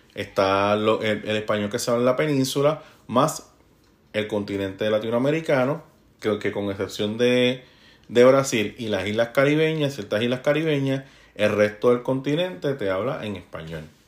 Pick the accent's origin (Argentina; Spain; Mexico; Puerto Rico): Puerto Rico; moved away as an adult; now in United States; yo soy el latino puertorriqueño que ando aquí